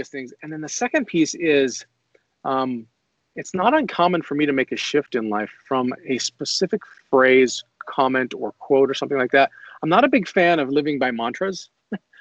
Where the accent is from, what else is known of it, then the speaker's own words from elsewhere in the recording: Boise, Idaho, United States; I was raised here in Boise, went to high school here in Boise, Idaho.